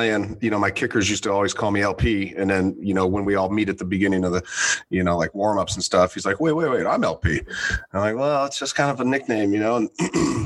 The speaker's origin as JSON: {"language": "English", "region": "Southern California", "country": "United States", "tie": "born or raised there", "said": "I grew up in Southern California and almost didn't go to college"}